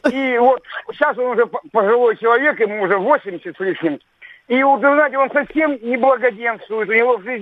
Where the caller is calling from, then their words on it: Krasnoyarsk, Krasnoyarsk Krai, Russia; Я звоню вам из Красноярска.